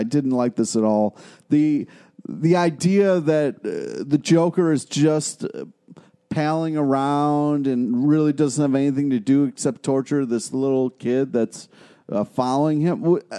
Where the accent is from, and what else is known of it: Rochester, New York, United States; born or raised there